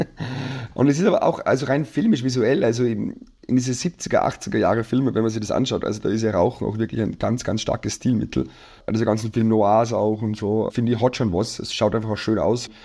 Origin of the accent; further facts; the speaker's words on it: Salzburg, Austria; ich in Salzburg aufgewachsen bin